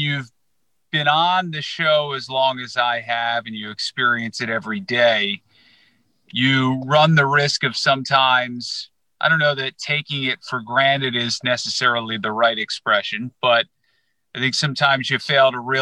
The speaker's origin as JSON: {"language": "English", "country": "United States", "tie": "born or raised there", "moved": "yes", "lives_now": "Chicago, United States", "said": "I grew up in the New York market"}